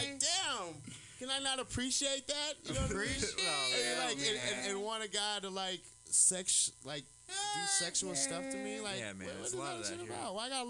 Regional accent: Alabama, United States; now in San Francisco, United States; I'm from Alabama.

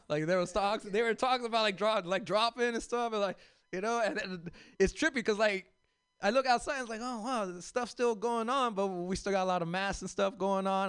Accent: Los Angeles, California, United States; I grew up in South Central

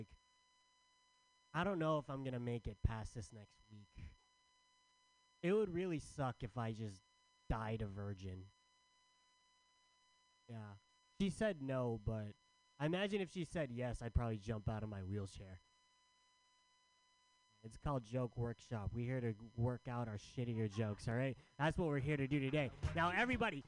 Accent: San Diego, California, United States; I'm from San Diego. Not sure you guys know what it's like to live in San Diego, but it's hot as balls all the time

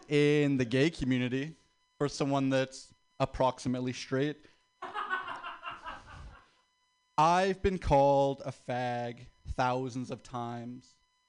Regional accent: the South, United States; Like, my family's black. We're from the South.

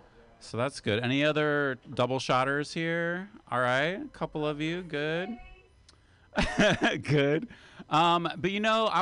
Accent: West Virginia, United States; now in San Francisco, United States; when I was growing up in West Virginia

